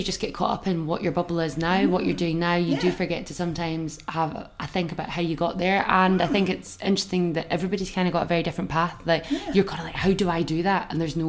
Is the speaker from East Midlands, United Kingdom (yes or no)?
no; Scotland, United Kingdom; being Scottish